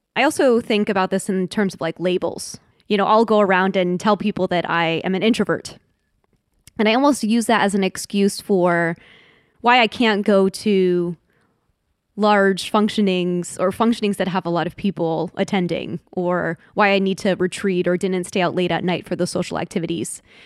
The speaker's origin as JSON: {"language": "English", "town": "Washington", "region": "District of Columbia", "country": "United States", "tie": "born or raised there", "said": "I was born in Washington D.C."}